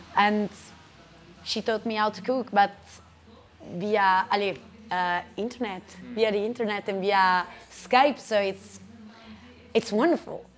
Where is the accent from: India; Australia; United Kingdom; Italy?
Italy; Perugia, Umbria; English is a second language; moved away as an adult; now in Brussels, Belgium; have been living in Brussels for six years now. I'm from Perugia